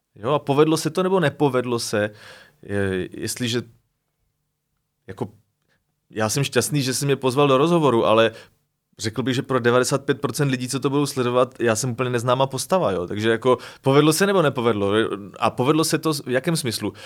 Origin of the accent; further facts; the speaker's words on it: Moravia, Czechia; moved away as an adult; also born or lived in Prague; když jsem vlastně odcházel z Prahy sem na Moravu